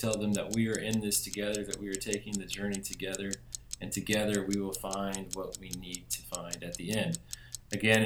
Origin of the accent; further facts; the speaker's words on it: Memphis, Tennessee, United States; We're from Memphis, Tennessee.